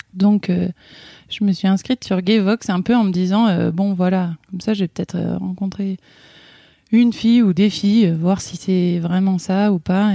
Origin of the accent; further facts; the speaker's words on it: Ain, Auvergne-Rhône-Alpes, France; moved away as an adult; also born or lived in Burgundy; now in Haute-Loire, France; Je suis originaire de euh, Bourgogne et, j'ai grandi dans l'Ain, à la campagne.